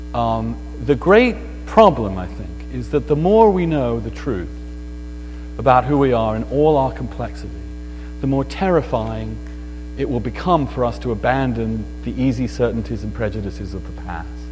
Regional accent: East Grinstead, South East England, United Kingdom; moved away; my hometown, and it's a beautiful little town in England called East Grinstead

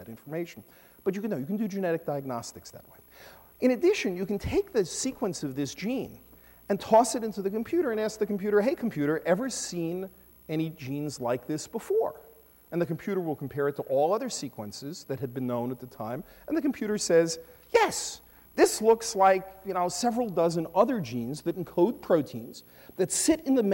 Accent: New York City, New York, United States; I come from Brooklyn

